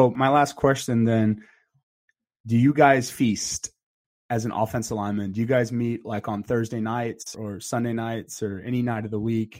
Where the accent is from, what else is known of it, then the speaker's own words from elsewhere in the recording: Dallas, Texas, United States; moved away as an adult; also born or lived in Kansas; I was from Dallas and I came to K-State